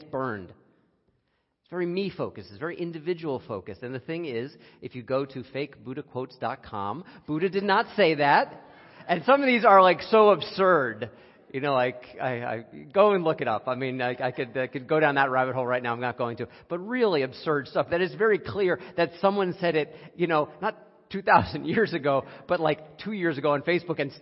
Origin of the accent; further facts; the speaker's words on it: United States; as an American